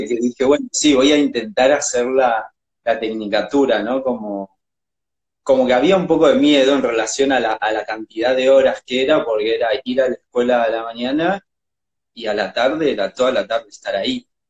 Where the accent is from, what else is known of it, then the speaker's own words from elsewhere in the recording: Jujuy, Argentina; moved away as an adult; now in Buenos Aires, Argentina; yo soy de Jujuy